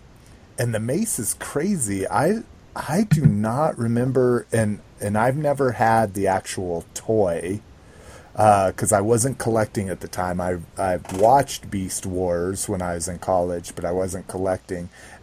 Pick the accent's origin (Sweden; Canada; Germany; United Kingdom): Sweden; Sweden. Yes, I'm from Sweden.